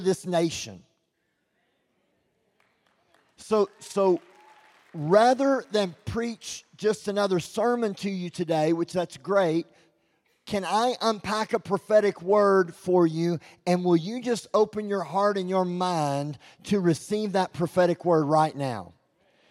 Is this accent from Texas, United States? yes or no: yes; Texas, United States; I'm from Texas, and I'm loud